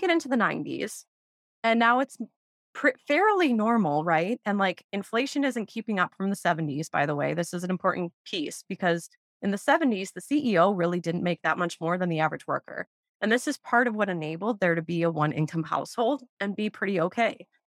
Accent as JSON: {"language": "English", "region": "Wisconsin", "country": "United States", "tie": "born or raised there", "said": "growing up in Wisconsin in the 90s"}